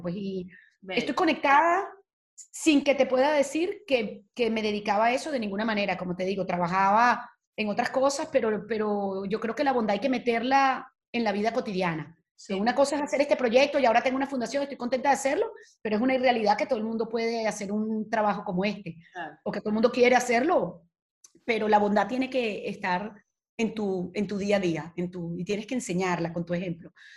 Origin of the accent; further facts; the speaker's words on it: Venezuela; moved away as an adult; now in Spain; adoro mi país